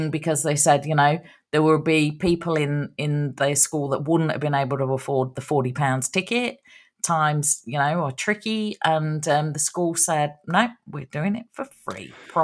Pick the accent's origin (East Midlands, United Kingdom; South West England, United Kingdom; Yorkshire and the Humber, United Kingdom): East Midlands, United Kingdom; Nottingham; moved away; it's from Nottingham, which is, my hometown over in England.